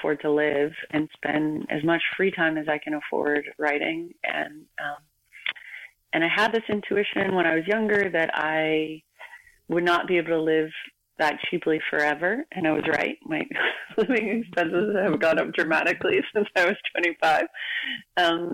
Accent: United States; moved away as an adult; now in Vancouver, Canada; an American living in Canada

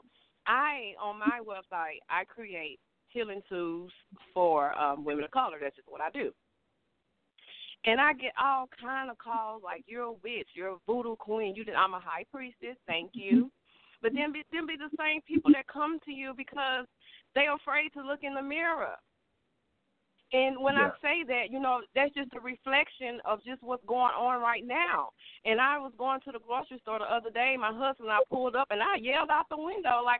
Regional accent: Mobile, Alabama, United States; I'm from Mobile, Alabama

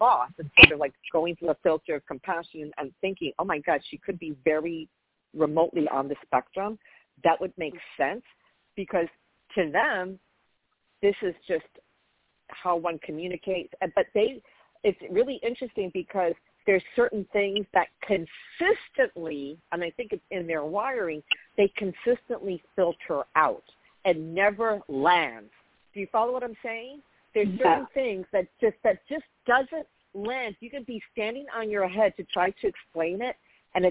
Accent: New York, United States; where are you from? I say New York

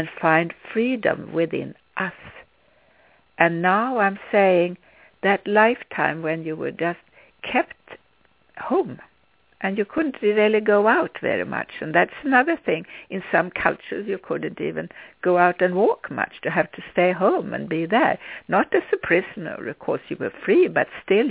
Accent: Sweden; English is a second language; moved away as an adult; When I was a child, I grew up in Sweden

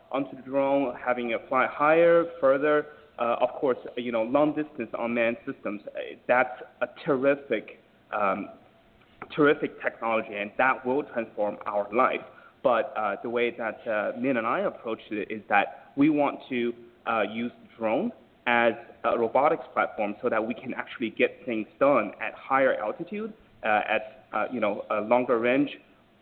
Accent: Jinan, Shandong, China; now in United States; my hometown in Jinan

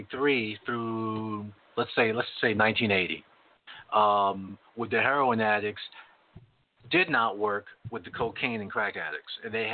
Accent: New York, United States; moved away; I came from New York. I came from New York and went to California.

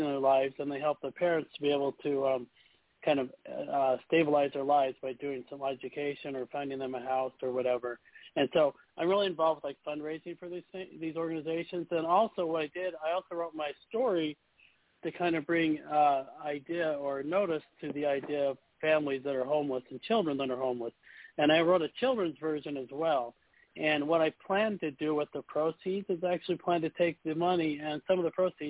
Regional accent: Utah, United States; now in Florida, United States; I grew up in Utah, so it was very cold.

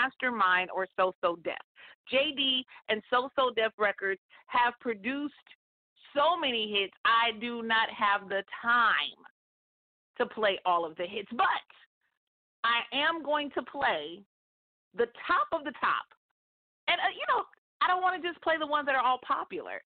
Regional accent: Northern California, United States; moved away as an adult; also born or lived in Atlanta, Georgia; born and raised in Northern California. After high school, graduated, moved, and went to college in Atlanta, Georgia, and lived there for over 15 years

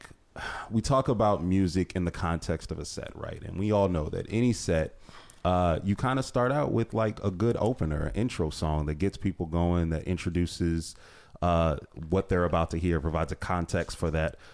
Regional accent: Ohio, United States; I'm from Ohio, too

